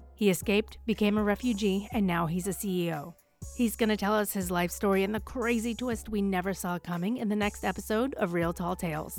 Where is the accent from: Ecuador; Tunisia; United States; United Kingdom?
United Kingdom; We just made my teachers, uh, scones 'cause we're British